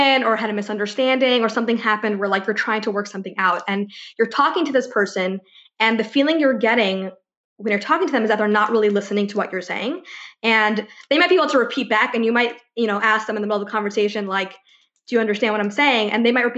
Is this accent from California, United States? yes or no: no; Ithaca, New York, United States; now in Los Angeles, United States; I grew up in Ithaca, New York, that's upstate